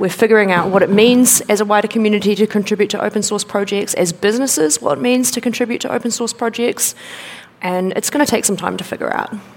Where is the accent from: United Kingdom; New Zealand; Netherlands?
New Zealand; I'm from New Zealand.